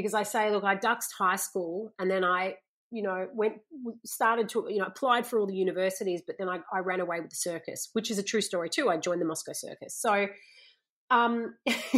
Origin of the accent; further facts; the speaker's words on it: Gold Coast, Queensland, Australia; growing up on the Gold Coast